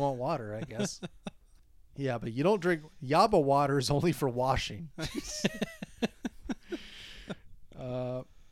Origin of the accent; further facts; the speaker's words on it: Minnesota, United States; we're both from Minnesota